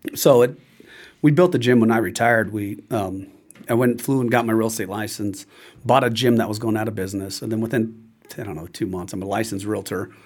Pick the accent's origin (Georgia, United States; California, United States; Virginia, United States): California, United States; I'm from California